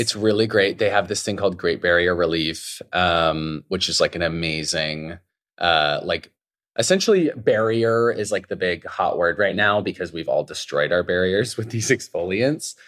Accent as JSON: {"language": "English", "region": "Idaho", "country": "United States", "tie": "born or raised there", "said": "I grew up in Idaho"}